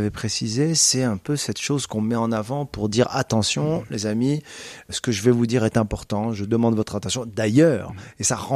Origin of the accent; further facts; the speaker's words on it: Casablanca, Casablanca-Settat, Morocco; also born or lived in Canada / United States; now in France; C'est la ville natale. C'est là où j'ai grandi. C'est là où j'ai été euh, élevé.